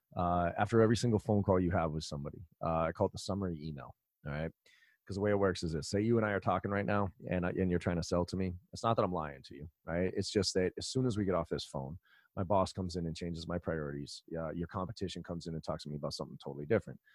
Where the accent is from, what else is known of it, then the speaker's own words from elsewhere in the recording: Boston, Massachusetts, United States; also born or lived in Maryland; I grew up here in Boston, went to college down in Maryland